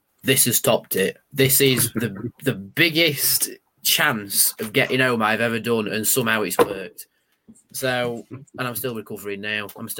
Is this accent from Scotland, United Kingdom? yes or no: no; Rotherham, Yorkshire and the Humber, United Kingdom; We were saying we're from Sheffield because nobody down south knows where Rotherham is, effectively.